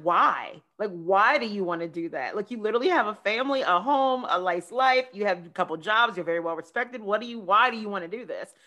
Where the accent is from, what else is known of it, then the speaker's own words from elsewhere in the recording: United States; I'm from the area